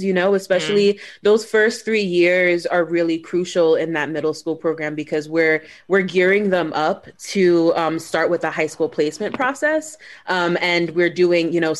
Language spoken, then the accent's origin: English; New York City, New York, United States; born and raised in New York in Brooklyn